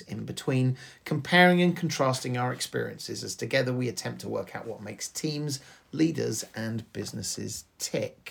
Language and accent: English; England, United Kingdom; we are English